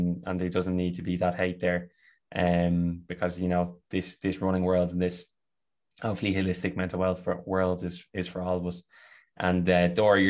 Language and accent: English; Ireland; accent: Irish; you can hear by my accent, you know, I'm a white Irish man.